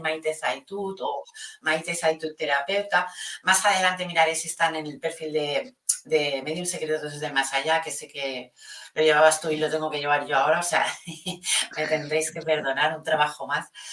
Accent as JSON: {"language": "Spanish", "country": "Spain"}